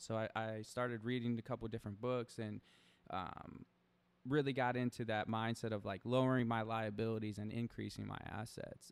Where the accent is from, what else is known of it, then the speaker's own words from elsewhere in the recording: Toledo, Ohio, United States; moved away as an adult; now in Arizona, United States; I grew up, born and raised in Toledo